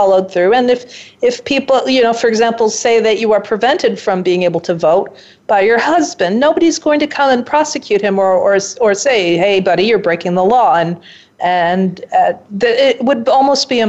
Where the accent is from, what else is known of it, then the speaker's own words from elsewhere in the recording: Pakistan; as a Pakistani woman